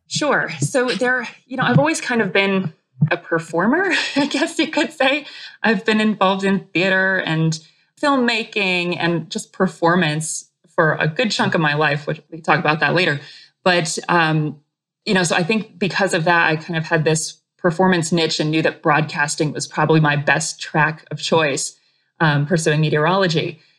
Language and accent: English; New England, Vermont, United States; growing up in New England, in Vermont